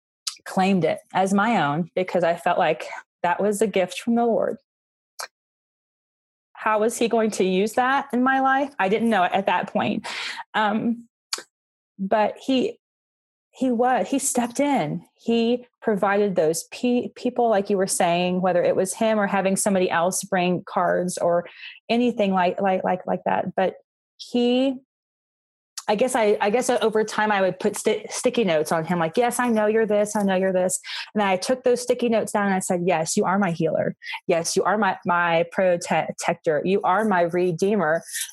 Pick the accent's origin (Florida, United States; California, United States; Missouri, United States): Florida, United States; moved away as an adult; now in Colorado, United States; I was from Florida